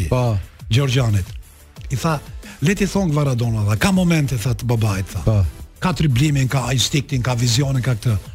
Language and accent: Albanian; Albania; Edhe ai që na pyeti nga jeni, ne i dha nga Shqipëria.